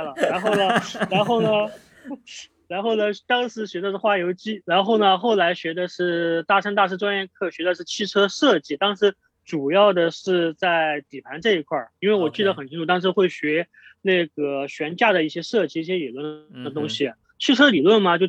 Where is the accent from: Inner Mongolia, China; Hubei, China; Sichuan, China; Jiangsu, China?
Sichuan, China; also born or lived in Chongqing; 我是四川人，结果我考到了重庆，